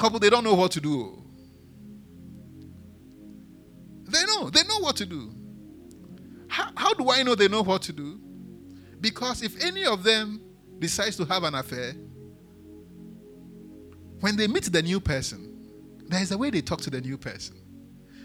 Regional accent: Accra, Greater Accra, Ghana; also born or lived in Elmina; I grew up in Adedinkpo

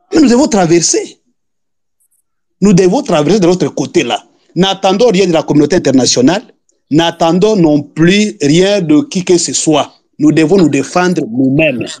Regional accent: Eastern DRC, DR Congo; je suis de l'Est quand même. Je suis en même temps à l'Est

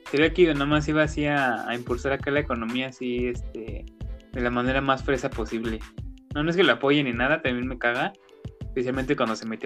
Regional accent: Nicaragua; ¿por qué opinamos de política de México si nosotros somos nicaragüenses, no?

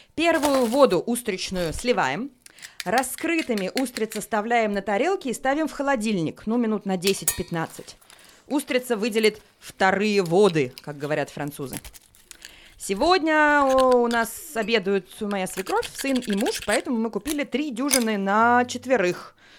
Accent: Saint Petersburg, Russia; now in Paris, France; родилась в Петербурге, живу в Париже

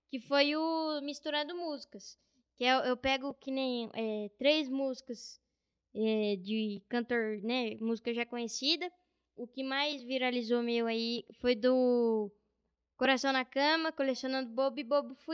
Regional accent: Bauru, São Paulo, Brazil; Nasci em Bauru. Moro lá desde quando eu nasci. Minha família toda é de lá, né?

